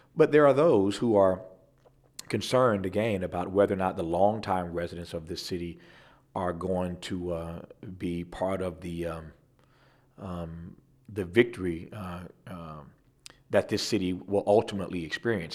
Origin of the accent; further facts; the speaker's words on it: California, United States; we had a city in California that, you know, recently filed bankruptcy in my home state.